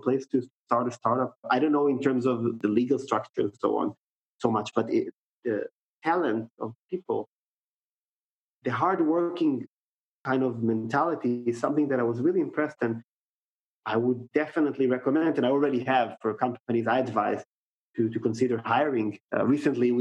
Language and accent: English; Tel Aviv, Tel Aviv District, Israel; now in Vienna, Austria; I'm based in Vienna, I'm from Tel Aviv, I'm based in Vienna.